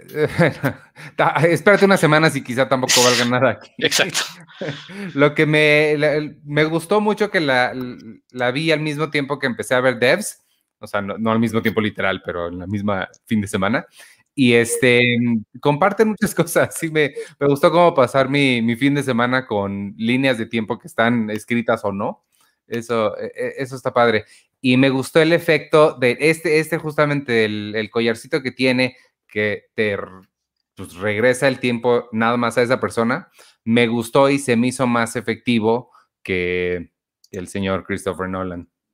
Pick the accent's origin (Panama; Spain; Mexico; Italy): Mexico; nosotros somos mexicanos, mexicanos? O sea, 100% mexicanos que vivimos aquí, crecimos aquí.